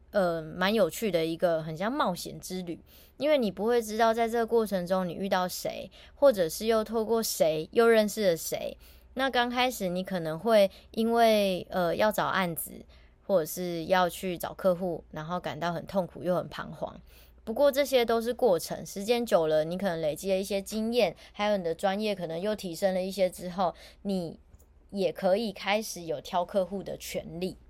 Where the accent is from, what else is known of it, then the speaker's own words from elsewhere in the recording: Taiwan; 我也是台湾人